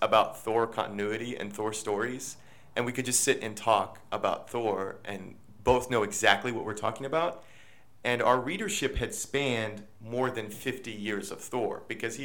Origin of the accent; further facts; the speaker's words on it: Kansas, United States; I'm from Kansas